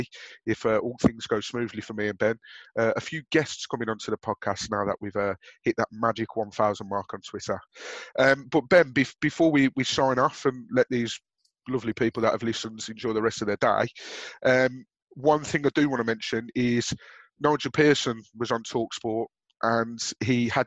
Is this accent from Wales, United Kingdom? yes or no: no; Birmingham, West Midlands, United Kingdom; accent: Brummie; my dulcet Brummie accent